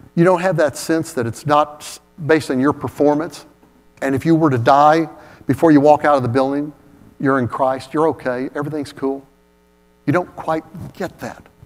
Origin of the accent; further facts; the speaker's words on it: Oak Ridge, Tennessee, United States; that little church I grew up in in Oak Ridge